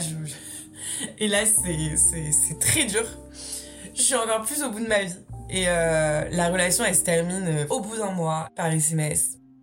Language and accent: French; Brittany, France; moved away as an adult; also born or lived in Nantes / Marseille; je rentre chez moi en Bretagne